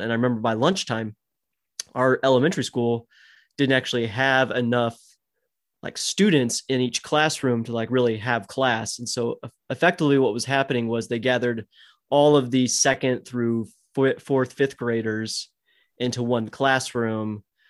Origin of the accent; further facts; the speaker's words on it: Texas, United States; growing up in Texas